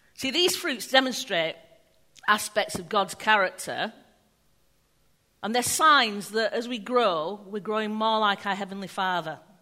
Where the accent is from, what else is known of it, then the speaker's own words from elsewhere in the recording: England, United Kingdom; we're English, so we're rubbish with words